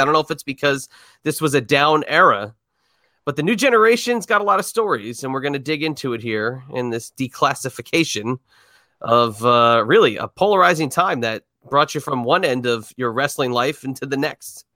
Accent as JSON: {"language": "English", "country": "United States", "tie": "born or raised there", "said": "we grew up in New York, New Jersey area."}